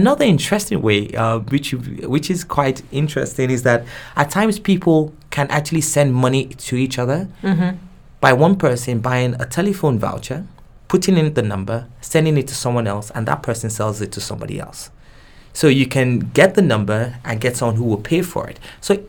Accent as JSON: {"language": "English", "country": "Nigeria", "first_language": "Yoruba", "second_language": "English", "said": "so my normal language of communication is in English, even though I have my mother tongue, which is Yoruba."}